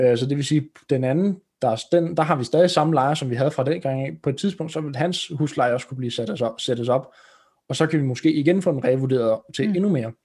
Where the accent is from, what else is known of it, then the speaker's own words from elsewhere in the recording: Roskilde, Zealand, Denmark; kommer vi fra Roskilde-området